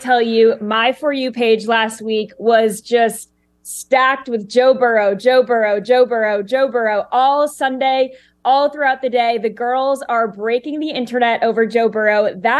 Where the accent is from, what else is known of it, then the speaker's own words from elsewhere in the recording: United Kingdom; There are people from other countries. I'm British. I have no clue what a quarterback even is